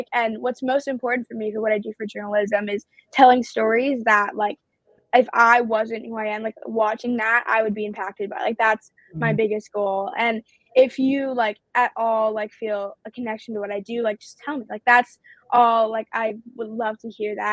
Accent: New York City, New York, United States; they're my hometown team

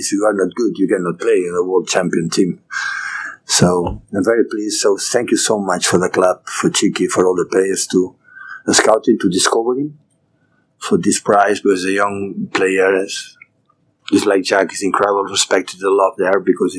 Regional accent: Barcelona, Catalonia, Spain; English is a second language; moved away; my hometown, my country, Catalonia, Barcelona

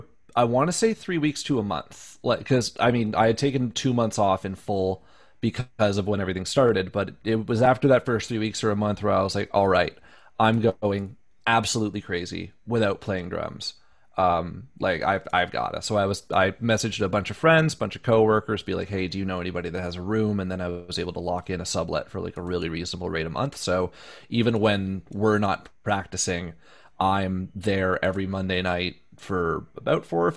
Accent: Windsor, Ontario, Canada; moved away as an adult; also born or lived in London, Ontario; now in Toronto, Canada; Windsor's my hometown

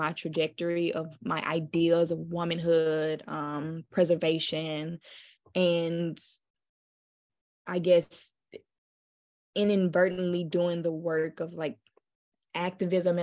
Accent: Memphis, Tennessee, United States; I knew I was from Memphis and from the South

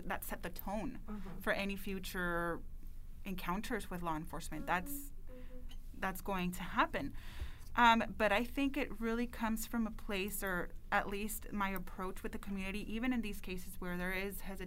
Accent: El Paso, Texas, United States; moved away as an adult; I was born and raised in El Paso

